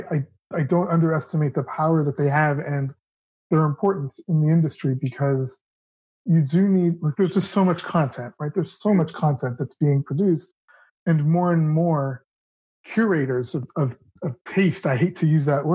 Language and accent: English; Toronto, Ontario, Canada; the Toronto International Film Festival, which was, you know, which is my hometown